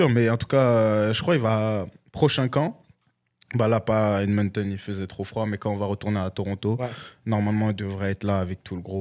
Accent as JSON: {"language": "French", "country": "France", "lives_now": "Canada", "said": "c'est une expression de chez moi en France, tu vois."}